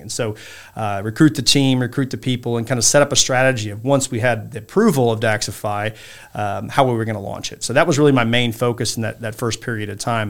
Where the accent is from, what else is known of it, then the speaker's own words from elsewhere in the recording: Saint Joseph, Illinois, United States; I grew up in a small town called Saint Joseph, Illinois, or Royal Illinois, outside of Champaign. It's in central Illinois.